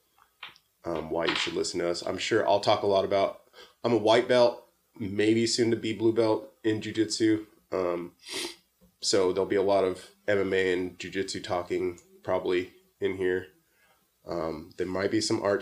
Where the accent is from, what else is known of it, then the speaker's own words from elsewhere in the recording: Southern California, United States; I'm from Southern California, born and raised.